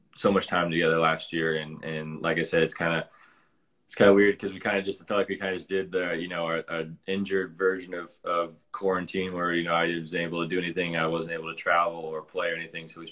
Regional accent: Lincoln, Nebraska, United States; I was born in Lincoln

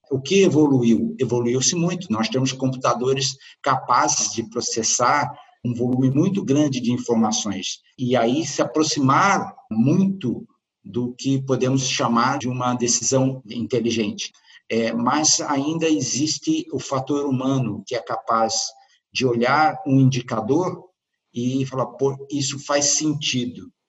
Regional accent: Brazil; now in Porto, Portugal; Eu me lembro que eu me mudei do Brasil para Portugal, para o Porto, em outubro do ano passado.

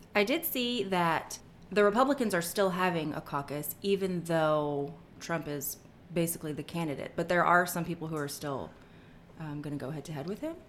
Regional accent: Atlanta, Georgia, United States; moved away; also born or lived in Texas; I grew up in Atlanta

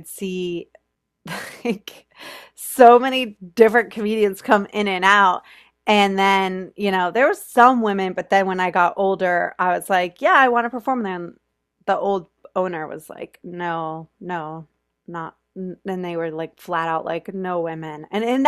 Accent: Florida, United States; also born or lived in New York; now in Los Angeles, United States; So I'm from Florida. I went to school in New York. I went to NYU.

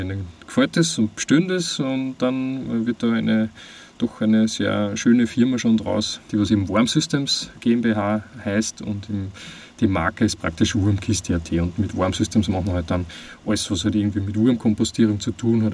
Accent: Austria; moved away as an adult; also born or lived in Vienna; ich bin ähm, am Land aufgewachsen und bin dann in die Stadt gezogen, nach Wien

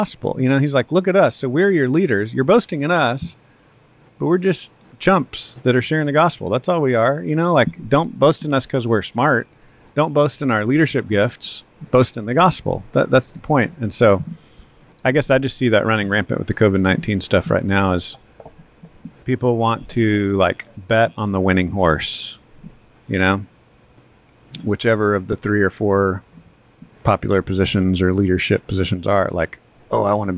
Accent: Texas, United States; I'm a Texan

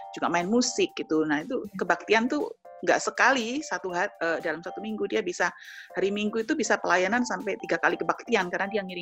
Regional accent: Jember, East Java, Indonesia; moved away as an adult; also born or lived in Surabaya; Nah, habis itu kan kita uh, pindah ke Surabaya, kan kita dari kota Jember, kita kuliah, kita ke Surabaya gitu.

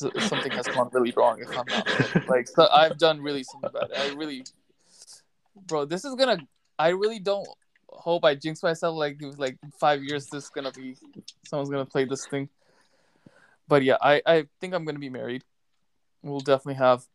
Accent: United States; now in Pakistan; So I grew up in America

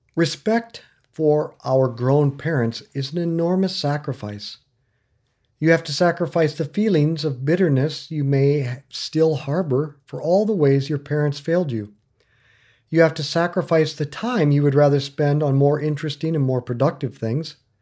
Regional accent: Northwest Iowa, United States; now in Lawrence, United States; I grew up in Northwest Iowa

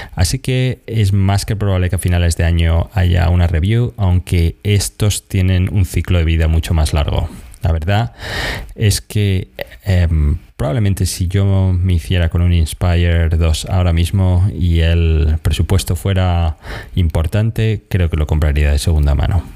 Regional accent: Argentina; soy de Argentina

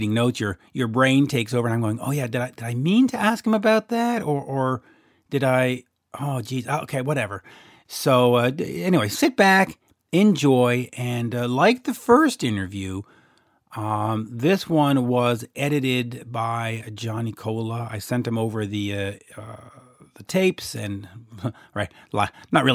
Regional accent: Canada; accent: Canadian; in my Canadian accent

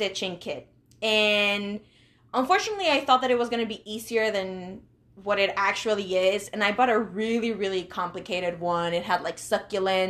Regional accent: Monterrey, Nuevo León, Mexico; moved away; I am from Monterrey, Mexico

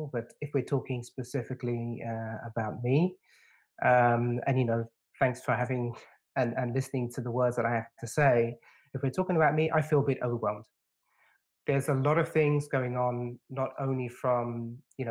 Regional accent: London, United Kingdom; When I was a kid, when I was a teenager growing up in London, I was stopped by the police on numerous occasions

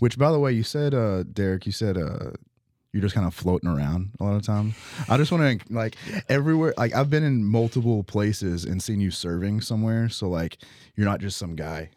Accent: Utica, Kentucky, United States; also born or lived in Texas; now in Owensboro, United States; I grew up in Utica, went to, uh, school out in Texas for a few years

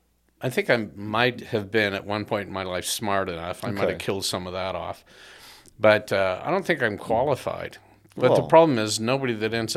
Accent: Southern California, United States; I grew up in Southern California.

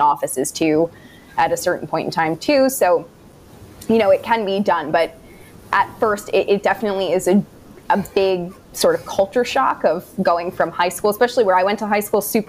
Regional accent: New Jersey, United States; moved away as an adult; now in New York City, United States; she has the practice in my hometown in New Jersey

